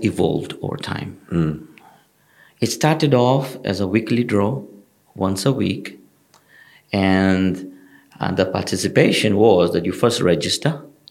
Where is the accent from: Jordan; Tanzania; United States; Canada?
Tanzania; also born or lived in United Kingdom; now in United Arab Emirates; I'm originally from East Africa, from Tanzania.